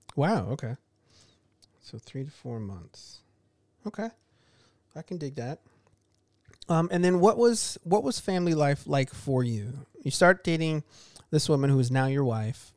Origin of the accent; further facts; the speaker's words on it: Chicago, Illinois, United States; I, I grew up in Chicago